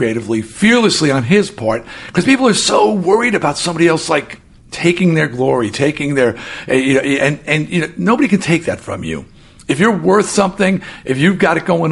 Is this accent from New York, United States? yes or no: yes; New York, United States; I am a pipsqueak from New York.